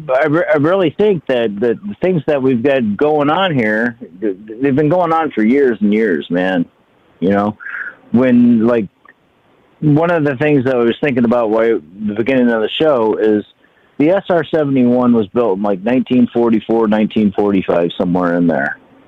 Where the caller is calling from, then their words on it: Binghamton, New York, United States; from Binghamton, New York.